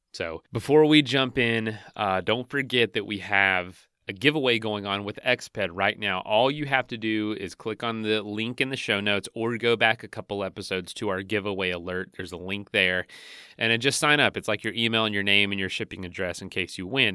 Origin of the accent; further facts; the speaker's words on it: Frostproof, Florida, United States; I'm from a little town called Frostproof.